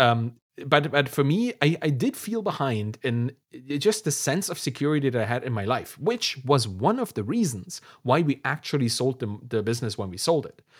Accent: Germany; we came from East Germany, doesn't exist anymore, then had to be in Germany

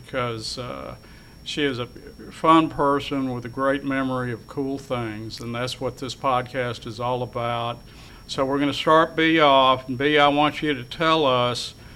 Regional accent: Dallas, Texas, United States; also born or lived in Richardson, Texas; where I grew up in Dallas

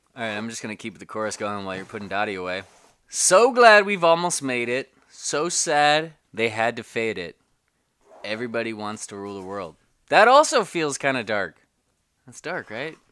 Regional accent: California, United States; born and raised in Cali, and I was the first in my family to do so

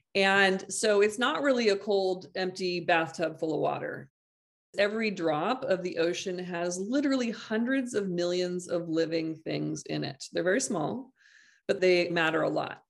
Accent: Half Moon Bay, California, United States; my hometown here, s, uh, half, this Half Moon Bay

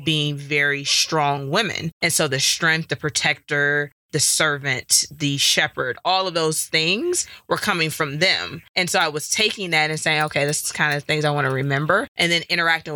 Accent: Detroit, Michigan, United States; now in Colorado, United States; Growing up in Detroit

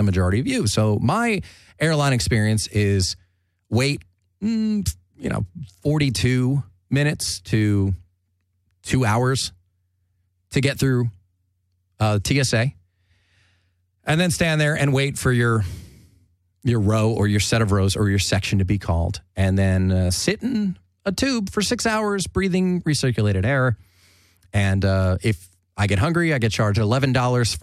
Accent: United States; I'm American

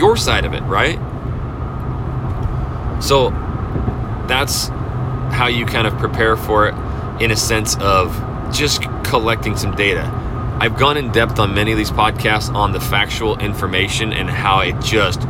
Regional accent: North Idaho, United States; now in Texas, United States; I am from North Idaho. I am used to 6 months of snow, brutal cold

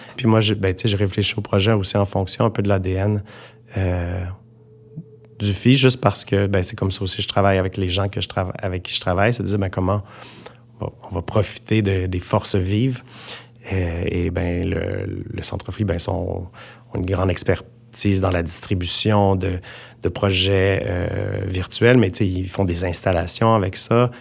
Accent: Montreal, Quebec, Canada; en tant que Montréalais

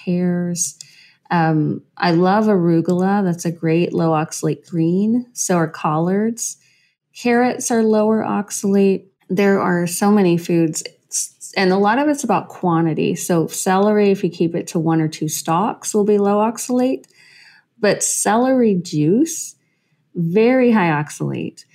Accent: Western Kentucky, United States; So I'm from Western Kentucky. I grew up way out in the country out there around all the corn and the coyotes and the cows.

